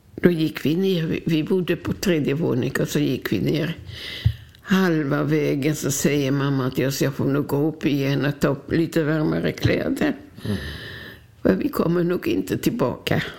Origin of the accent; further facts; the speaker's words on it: Łódź Voivodeship, Poland; now in Sweden; född i Polen